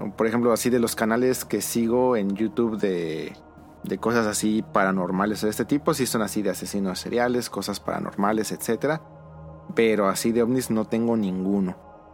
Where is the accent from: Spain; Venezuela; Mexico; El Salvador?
Mexico; en México tenemos